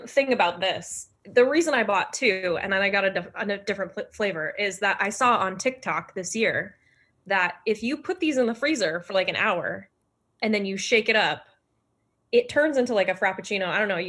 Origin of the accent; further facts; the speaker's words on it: Vermont, United States; I grew up in Vermont, and we did not have a Starbucks until well into high school.